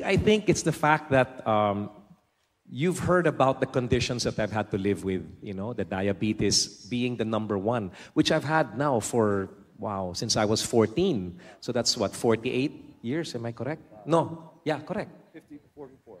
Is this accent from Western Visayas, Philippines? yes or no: no; Metro Manila, Philippines; also born or lived in United States; I was born and raised in the Philippines